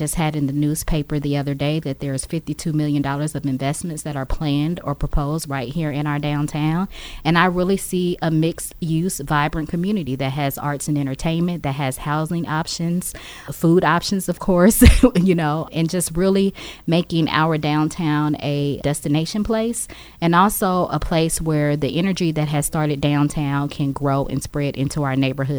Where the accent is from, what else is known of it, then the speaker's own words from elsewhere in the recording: Lima, Ohio, United States; I was born and raised in Lima, grew up in Lima